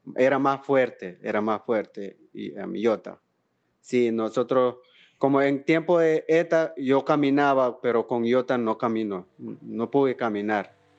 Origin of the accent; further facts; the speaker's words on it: Nicaragua; first language Miskito; Spanish is a second language; Yo soy de comunidad de Cruquira, yo soy etnia misquito y vivo en Cruquira